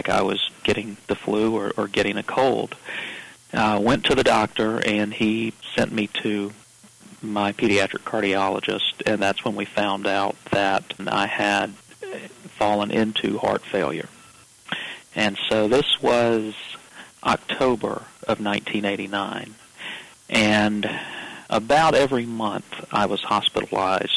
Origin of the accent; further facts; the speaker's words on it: Augusta, Georgia, United States; moved away; I was born in Augusta, Georgia, and grew up in Augusta